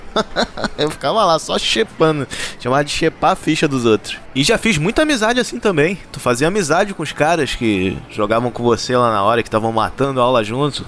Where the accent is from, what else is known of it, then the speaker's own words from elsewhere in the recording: Rio de Janeiro, Brazil; eu sou carioca